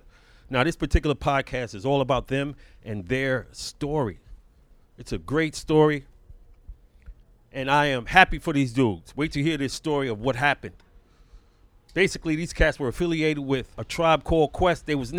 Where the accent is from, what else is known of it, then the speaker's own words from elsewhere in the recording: New York City, New York, United States; I'm from Brownsville.